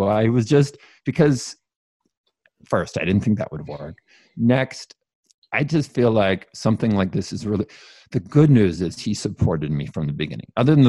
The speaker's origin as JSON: {"language": "English", "region": "California", "country": "United States", "tie": "born or raised there", "said": "So I grew up Mormon. I grew up in California, very strong Mormon family."}